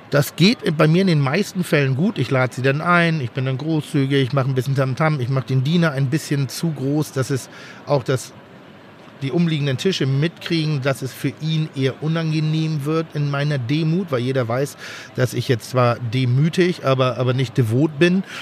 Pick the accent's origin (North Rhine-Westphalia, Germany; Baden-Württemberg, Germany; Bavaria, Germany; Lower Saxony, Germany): North Rhine-Westphalia, Germany; Cologne; Ja, ja, ich komme aus Köln.